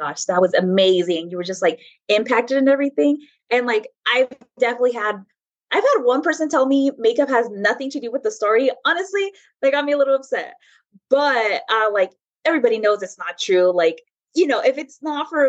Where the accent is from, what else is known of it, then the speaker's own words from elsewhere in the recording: Bakersfield, California, United States; moved away as an adult; also born or lived in Escondido; now in San Diego, United States; I was born and raised in Bakersfield